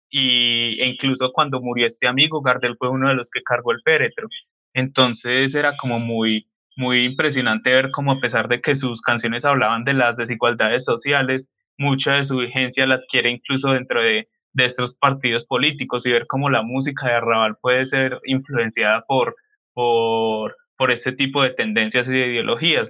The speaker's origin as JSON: {"language": "Spanish", "country": "Colombia", "said": "nosotros eh, como colombianos"}